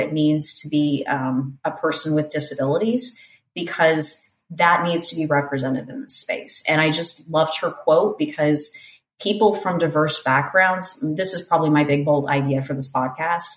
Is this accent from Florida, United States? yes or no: yes; South Florida, United States; moved away as an adult; also born or lived in Portland, Oregon; I'm from South Florida